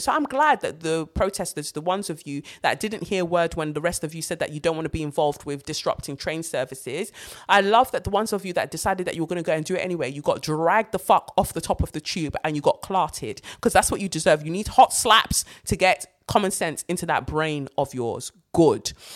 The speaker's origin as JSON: {"language": "English", "region": "London", "country": "United Kingdom", "said": "as a black British girl, like as a Londoner"}